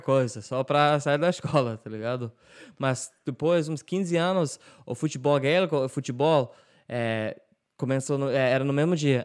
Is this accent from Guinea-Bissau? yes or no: no; Ireland; Portuguese is a second language